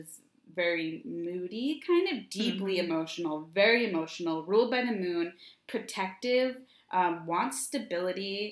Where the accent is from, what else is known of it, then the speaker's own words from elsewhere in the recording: United States; I'm American, because, like, this is what I've learned in school